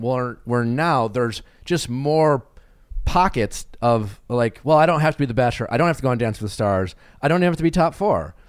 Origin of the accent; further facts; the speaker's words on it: Milwaukee, Wisconsin, United States; I'm from Milwaukee